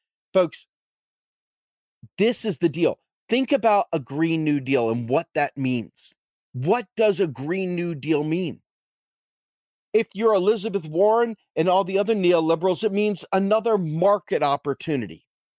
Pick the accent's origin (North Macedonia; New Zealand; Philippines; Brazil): New Zealand; It was the same in my home country of New Zealand